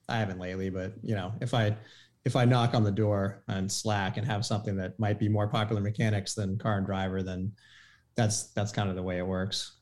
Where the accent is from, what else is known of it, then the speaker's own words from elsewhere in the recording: Maine, United States; I grew up in Maine